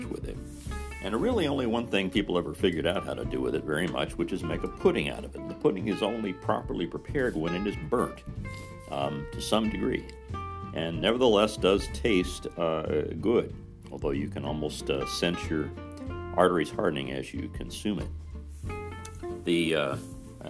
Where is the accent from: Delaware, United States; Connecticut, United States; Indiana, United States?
Indiana, United States; Mitchell; moved away as an adult; in my hometown